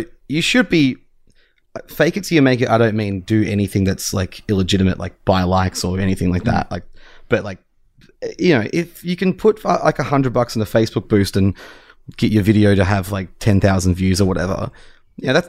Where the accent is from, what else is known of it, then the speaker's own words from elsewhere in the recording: Tasmania, Australia; moved away; I was in my hometown in Tassie